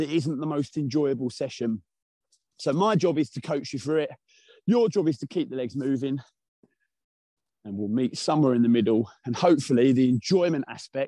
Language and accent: English; Essex, East of England, United Kingdom; accent: Essex; my monotonous Essex accent